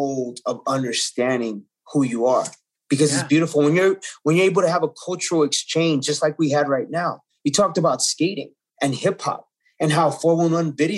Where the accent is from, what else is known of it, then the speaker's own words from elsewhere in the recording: Los Angeles, California, United States; I was born in East Los Angeles and it was a predominantly Mexican-American community.